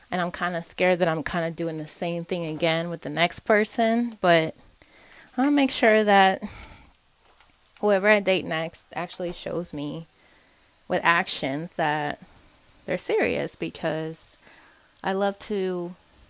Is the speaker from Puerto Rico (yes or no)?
yes; Puerto Rico; moved away; I'm from Puerto Rico